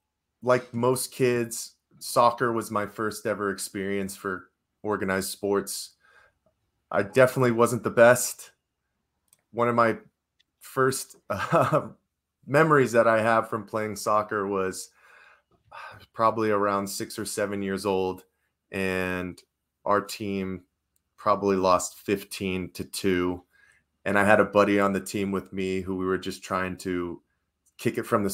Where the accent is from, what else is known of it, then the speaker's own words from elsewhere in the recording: Arizona, United States; Well, I grew up in the Valley, so the Phoenix Suns were always on in my household.